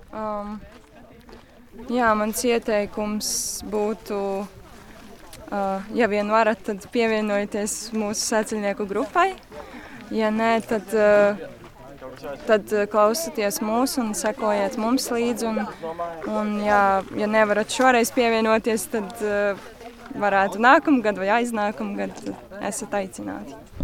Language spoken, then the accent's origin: Latvian; Smiltene, Smiltene Municipality, Latvia; tajā pašā smiltenē manā dzimtajā pilsētā